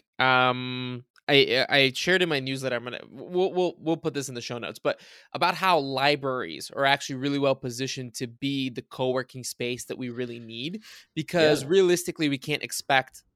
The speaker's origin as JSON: {"language": "English", "town": "Varna", "region": "Varna Province", "country": "Bulgaria", "tie": "born or raised there", "moved": "yes", "said": "I grew up in Varna, Bulgaria"}